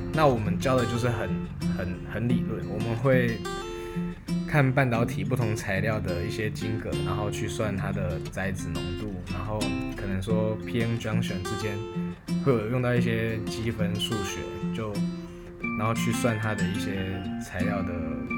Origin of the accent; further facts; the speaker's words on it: Pingtung County, Taiwan; moved away as an adult; now in Taoyuan, Taiwan; 我的家乡在屏东